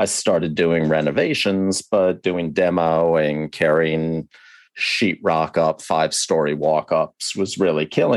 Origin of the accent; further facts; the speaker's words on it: the Northeast and New York, United States; Even though I grew up in the Northeast and in New York, I went to camp down south